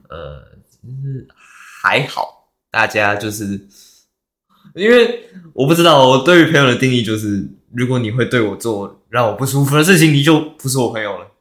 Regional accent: Taiwan; also born or lived in Shanghai, China; 那边只有我一个台湾人

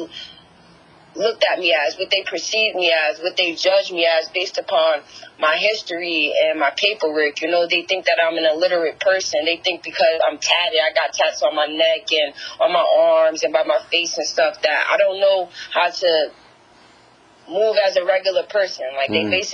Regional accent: Paterson, New Jersey, United States; I'm from Paterson, New Jersey.

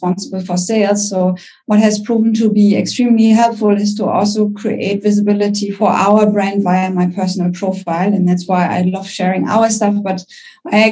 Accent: Germany; accent: German; English is a second language; I'm German. You can probably hear it by my accent

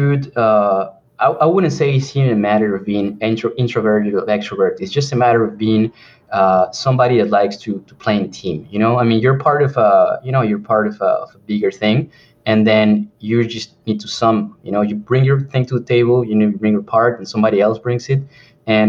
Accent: Peru; English is a second language; moved away; I'm from Peru

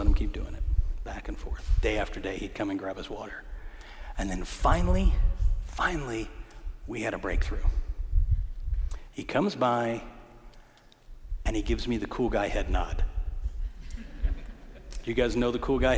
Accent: Detroit, Michigan, United States; my Catholic days of growing up in Detroit

